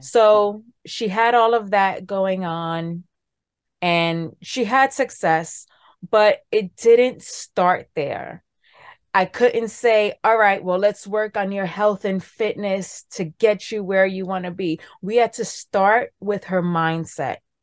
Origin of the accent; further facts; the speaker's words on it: New York City, New York, United States; I'm from New York City, born and raised in the Bronx.